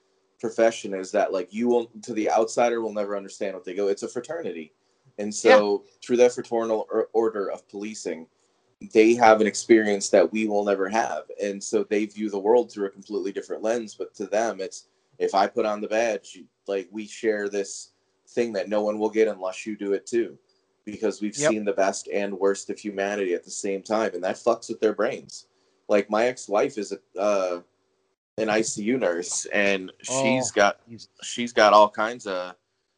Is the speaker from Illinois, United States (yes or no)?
yes; Chicago, Illinois, United States; I am from the south side of Chicago, 7 blocks from the White Sox, like the part of Chicago.